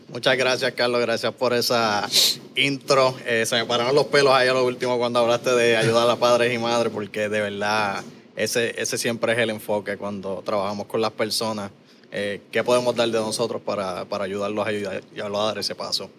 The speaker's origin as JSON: {"language": "Spanish", "town": "Caguas", "country": "Puerto Rico", "tie": "born or raised there", "also_born_or_lived": "San Lorenzo, Puerto Rico / Texas", "moved": "as an adult", "said": "Yo me crié aquí en Cagua y San Lorenzo, en residenciales, en barriadas"}